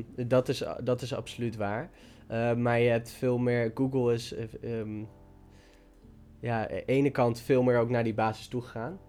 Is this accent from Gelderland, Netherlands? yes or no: yes; Dieren, Gelderland, Netherlands; waar ik vandaan kom, dieren